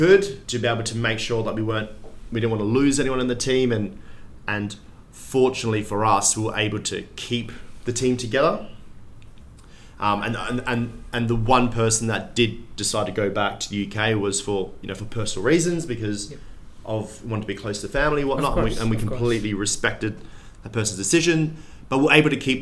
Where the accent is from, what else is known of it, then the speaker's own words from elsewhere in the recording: Perth, Western Australia, Australia; moved away; I'm from Perth